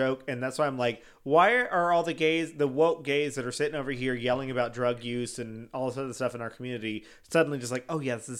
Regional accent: Chicago, Illinois, United States; Bitch, I'm from Chicago.

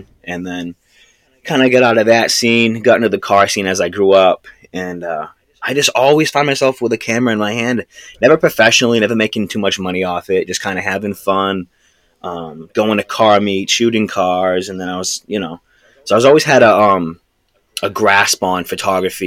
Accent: Massachusetts, United States; We're from the Northeast, you know, Massachusetts. That's where we're from

